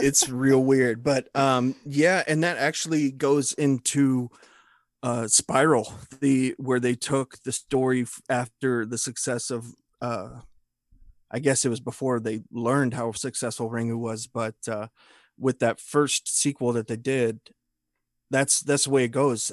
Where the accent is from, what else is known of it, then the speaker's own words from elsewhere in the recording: United States; I'm an American dude